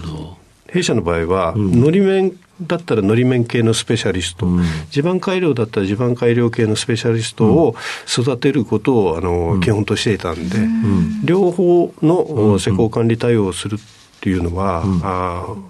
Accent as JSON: {"language": "Japanese", "region": "Chiba", "country": "Japan", "tie": "born or raised there", "said": "出身は千葉県です"}